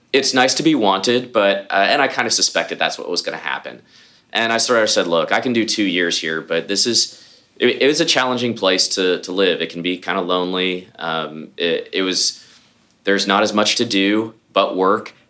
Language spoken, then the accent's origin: English; Houston, Texas, United States; born or raised there; also born or lived in Columbus, Ohio